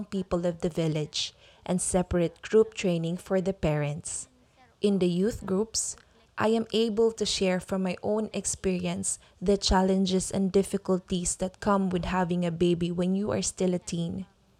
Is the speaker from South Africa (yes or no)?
no; Sagrada, Philippines; when I was growing up in Sagrada